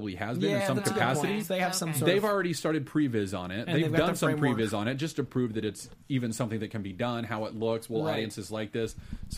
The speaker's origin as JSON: {"language": "English", "region": "Texas", "country": "United States", "tie": "born or raised there", "said": "I was raised in Texas"}